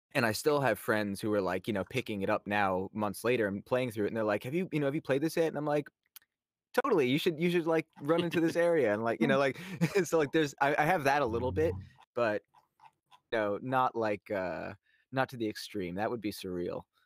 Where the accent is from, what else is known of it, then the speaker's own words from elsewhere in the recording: New York, United States; I grew up in New York